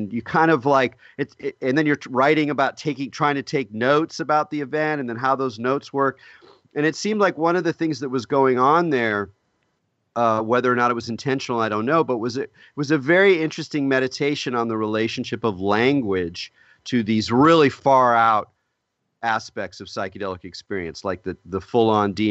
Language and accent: English; California, United States; moved away as an adult; also born or lived in New York City; I'm from California